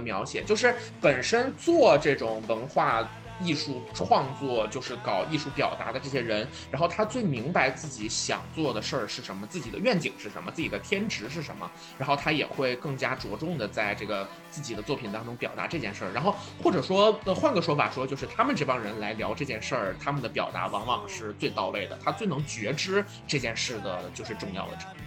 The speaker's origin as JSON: {"language": "Chinese", "country": "China", "said": "我们中国人"}